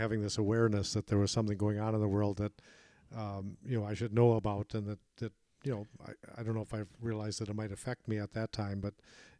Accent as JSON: {"language": "English", "town": "Madison", "region": "Wisconsin", "country": "United States", "tie": "born or raised there", "said": "from my hometown in Madison, Wisconsin"}